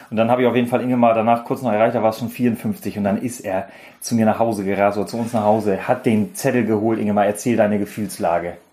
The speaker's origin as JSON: {"language": "German", "region": "Baden-Württemberg", "country": "Germany", "said": "Ich bin Schwabe."}